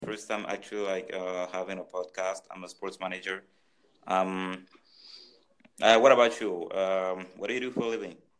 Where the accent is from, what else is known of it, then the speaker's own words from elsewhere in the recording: Cameroon; moved away; also born or lived in France; I'm from Cameroon